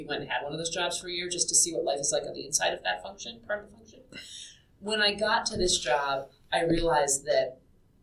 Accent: Boston, Massachusetts, United States; moved away; I was from Boston and I knew how to say Peabody

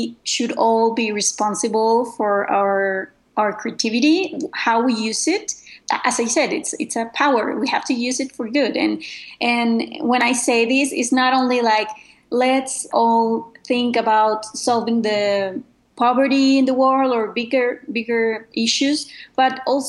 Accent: Mexico; I am from Mexico

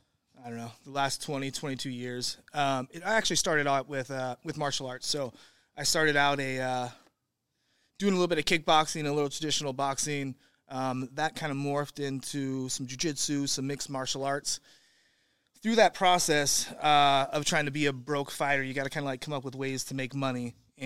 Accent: Santa Rosa, California, United States; I'm from Santa Rosa, California. So, okay. I was born in Santa Rosa. I've been from Santa Rosa to Hawaii to Oregon to this spot.

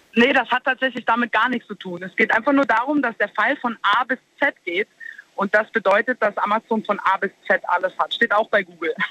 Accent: Saarland, Germany; bei uns im Saarland

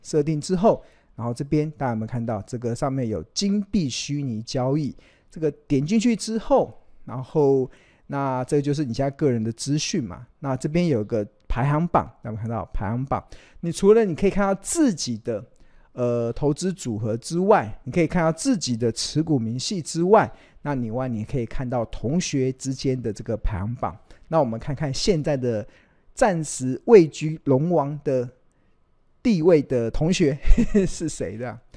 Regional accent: Taiwan; 我们身为台湾人

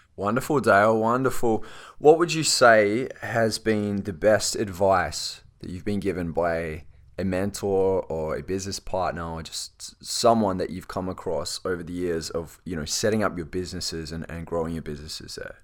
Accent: Australia; accent: Australian; I am from Australia

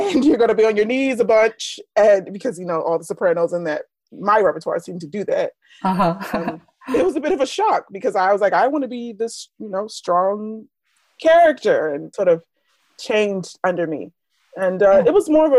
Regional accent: Philadelphia, Pennsylvania, United States; I'm from Philadelphia School District.

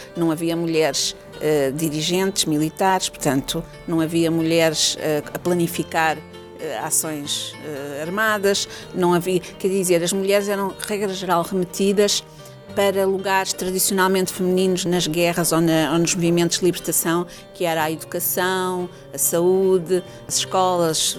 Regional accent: Portugal; also born or lived in Angola / Leuven, Belgium; now in Salvador, Brazil; eu sou portuguesa

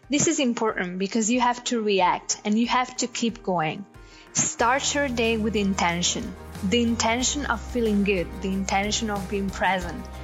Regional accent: Bergamo, Lombardy, Italy; I'm from Bergamo, a lovely city in the north of Italy. I'm a first year student at the University of Bergamo.

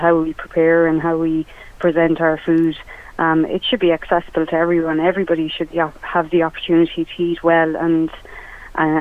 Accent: Listowel, Munster, Ireland; moved away as an adult; also born or lived in London; I relocated home to Listowel from London

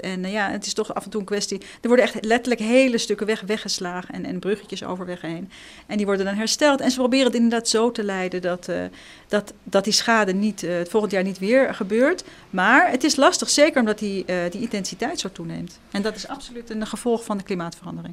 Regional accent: Amsterdam, North Holland, Netherlands; also born or lived in Israel; ik kom uit Amsterdam

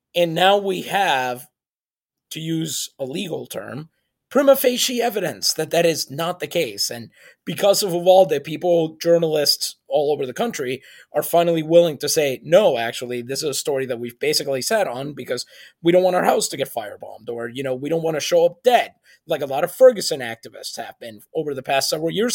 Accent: San Juan, Puerto Rico; English is a second language; I grew up in San Juan, Puerto Rico

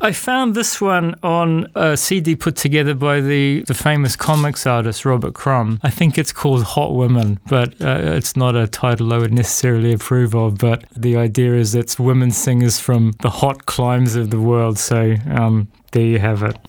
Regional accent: New Zealand; moved away as an adult; also born or lived in Africa / Latin America / Brazil; I'm from New Zealand

